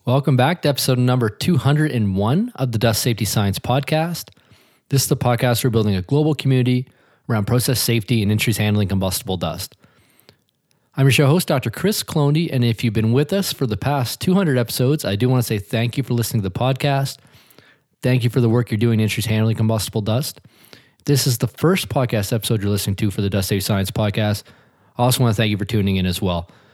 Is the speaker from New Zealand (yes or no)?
no; Hilden, Nova Scotia, Canada; I grew up just outside of Truro, Nova Scotia, in a little community called Hilden